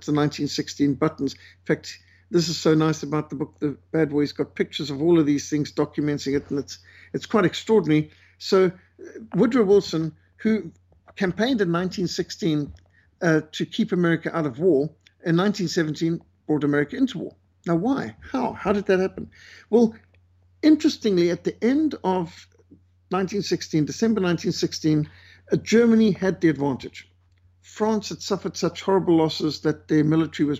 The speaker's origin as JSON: {"language": "English", "region": "Bulawayo", "country": "Zimbabwe", "tie": "born or raised there", "said": "where I was brought up in Bulawayo and Rhodesia"}